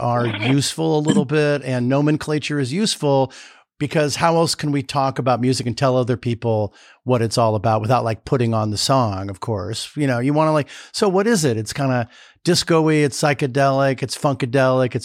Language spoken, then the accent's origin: English; California, United States; moved away as an adult; also born or lived in New York; I grew up in California, but I originally came there to do grad work at NYU.